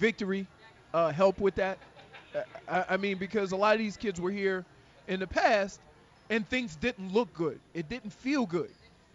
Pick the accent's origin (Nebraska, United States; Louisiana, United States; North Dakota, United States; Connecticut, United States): Louisiana, United States; New Orleans; moved away as an adult; I'm being from New Orleans.